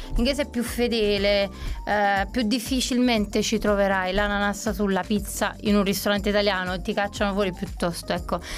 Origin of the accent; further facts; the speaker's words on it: Naples, Campania, Italy; moved away as an adult; now in London, United Kingdom; sono napoletana, doc, Napoli mi scorre nelle vene